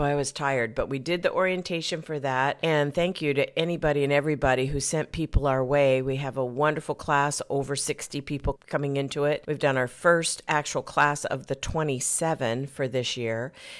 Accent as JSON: {"language": "English", "region": "Arizona", "country": "United States", "tie": "born or raised there", "said": "Southern route goes back into my roots where I was raised in Arizona, and I wouldn't recognize the state now."}